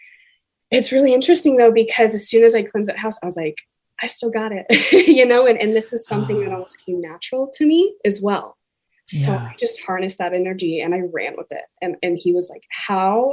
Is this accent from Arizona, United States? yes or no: no; Kentucky, United States; now in Washington, United States; growing up in Kentucky